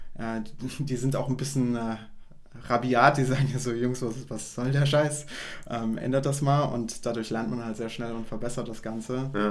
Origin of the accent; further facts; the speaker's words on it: Saarland, Germany; wir kommen ja aus dem, aus dem Saarland und bei uns ist ein Schwenkgrill ein absolutes Muss